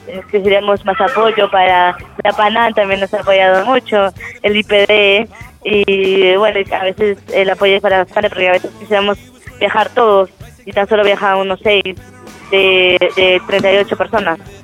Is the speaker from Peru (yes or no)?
yes; Peru; estoy compitiendo acá en mi país